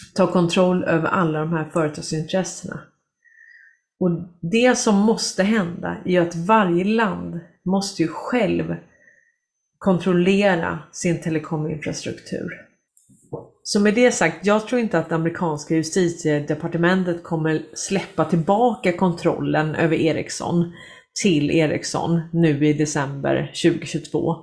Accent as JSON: {"language": "Swedish", "country": "Sweden", "said": "vi kommer skämmas som svenskar"}